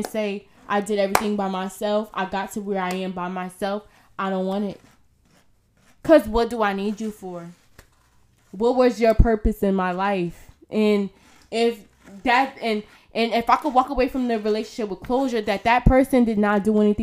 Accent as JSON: {"language": "English", "town": "Irvington", "region": "New Jersey", "country": "United States", "tie": "born or raised there", "said": "I grew up in Irvington"}